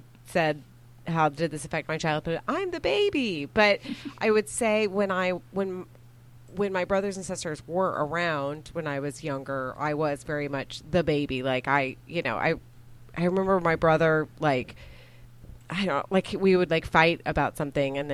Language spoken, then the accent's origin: English; Dallas, Texas, United States; now in Austin, United States; I was born in Dallas and grew up in Dallas